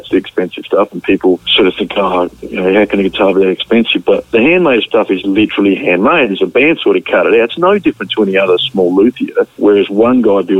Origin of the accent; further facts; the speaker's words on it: Australia; you're rewarding that person for being so supportive of ESP as an Australian